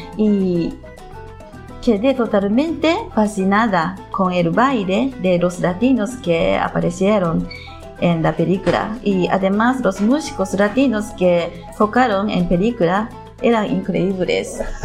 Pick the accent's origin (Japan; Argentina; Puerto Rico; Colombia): Japan; Nagoya, Aichi; Spanish is a second language; Soy de Nagoya y soy una mujer japonesa nacida y criada en Japón.